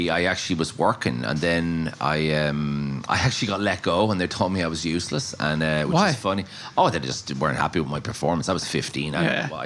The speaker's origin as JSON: {"language": "English", "town": "Maynooth", "region": "Leinster", "country": "Ireland", "tie": "born or raised there", "also_born_or_lived": "Dublin, Ireland", "moved": "as an adult", "lives_now": "Galway, Ireland"}